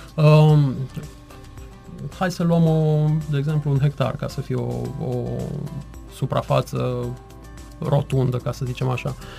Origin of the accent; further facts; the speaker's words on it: Târnăveni, Mureș County, Romania; moved away as an adult; now in Cluj-Napoca, Romania; Sunt plecat din Târnăven din 97, când am pornit ca și orice tânăr absolvent din liceu, am plecat la facultate, la Cluj, am rămas acolo